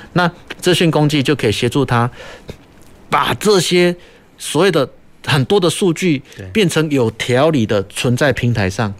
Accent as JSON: {"language": "Chinese", "region": "Kaohsiung", "country": "Taiwan", "said": "我们高雄这边"}